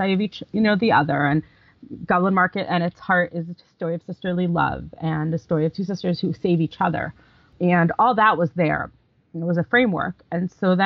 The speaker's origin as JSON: {"language": "English", "country": "United States", "tie": "born or raised there", "said": "I was born in America, my parents were born in America, my grandparents were born in America."}